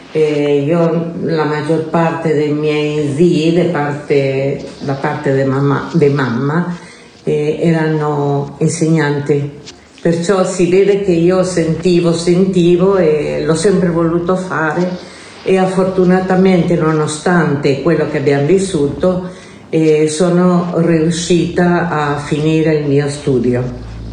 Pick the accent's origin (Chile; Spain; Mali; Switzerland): Chile; Santiago, Santiago Metropolitan Region; Italian is a second language; now in Italy; sono nata in Cile da una famiglia umile. Eh, sono cresciuta senza papà